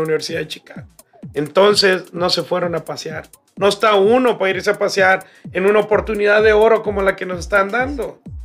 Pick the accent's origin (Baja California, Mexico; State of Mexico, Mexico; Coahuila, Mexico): Baja California, Mexico; moved away; Nosotros nos quedamos en Baja California